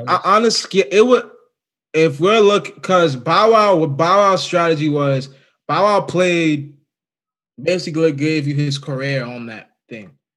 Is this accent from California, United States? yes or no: no; Virginia, United States; I'm from Virginia